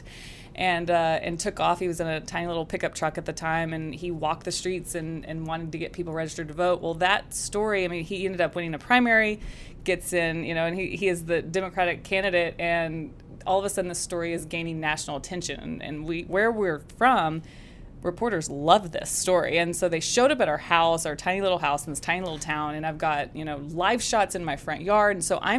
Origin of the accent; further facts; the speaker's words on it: Texas, United States; it is very much part of who I am and yeah, love being a Texan.